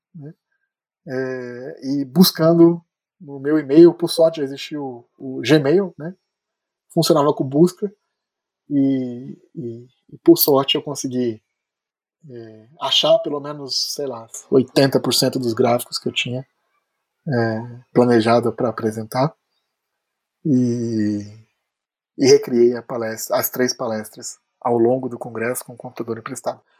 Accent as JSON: {"language": "Portuguese", "country": "Brazil", "also_born_or_lived": "Philadelphia, United States", "said": "como bom brasileiro"}